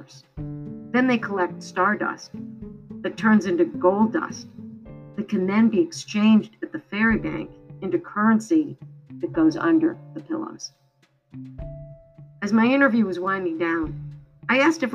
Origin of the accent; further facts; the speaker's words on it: Michigan, United States; When I was growing up in Michigan